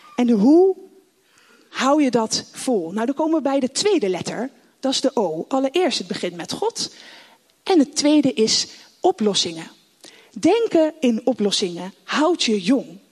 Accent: The Hague, South Holland, Netherlands; also born or lived in Rotterdam; Ik zit natuurlijk weer in Den Haag, waar ik vandaan kom

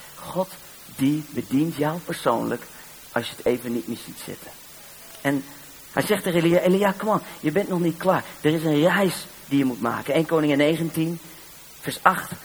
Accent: Netherlands; Ik ben maar uit Nederland

